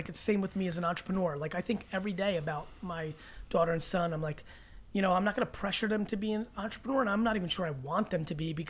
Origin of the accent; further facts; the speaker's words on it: Belarus; moved away; I was from Belarus.